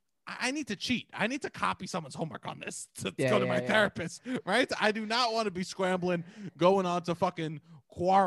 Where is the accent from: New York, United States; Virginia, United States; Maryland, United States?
New York, United States; New York City; born or raised there; also born or lived in Brooklyn